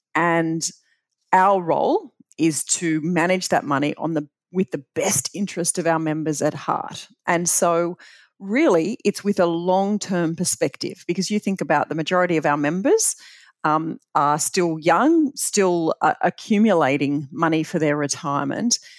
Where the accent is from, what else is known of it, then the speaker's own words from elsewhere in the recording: Bathurst, New South Wales, Australia; growing up in Bathurst was just uh, phenomenal